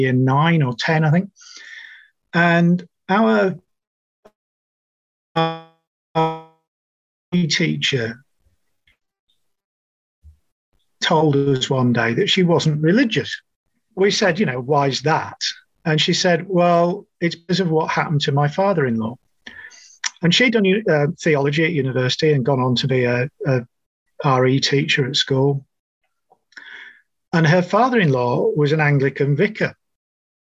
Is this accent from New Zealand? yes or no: yes; New Zealand; moved away; also born or lived in United Kingdom; you'll guess from my accent that I'm originally from New Zealand. I arrived from the UK about 15 years ago